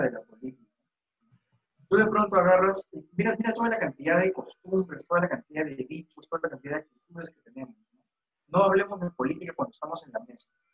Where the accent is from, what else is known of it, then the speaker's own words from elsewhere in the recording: Peru; como, como peruanos